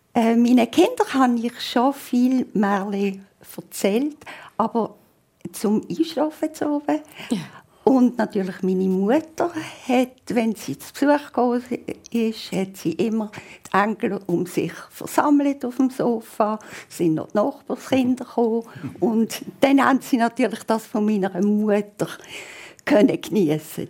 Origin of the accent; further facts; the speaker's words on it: Basel, Basel-Stadt, Switzerland; accent: Basel German; ich bin halt hier aufgewachsen in Basel